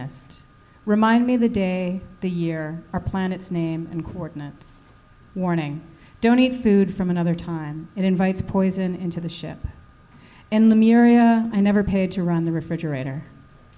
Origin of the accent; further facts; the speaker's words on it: United States; moved away; I'm American.